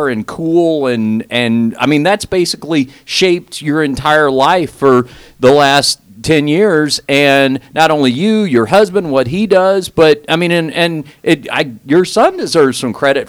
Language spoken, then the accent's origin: English; Texas, United States; Texas, which is my home state.